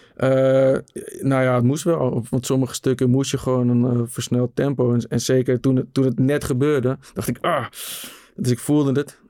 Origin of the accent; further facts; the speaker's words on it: Netherlands; op het pleintje waar ik opgroeide in de rivierenbuurt